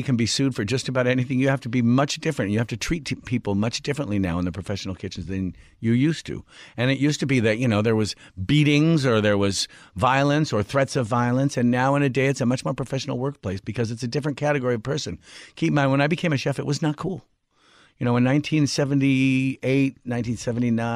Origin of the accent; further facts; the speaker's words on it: Washington, United States; I grew up in Washington State.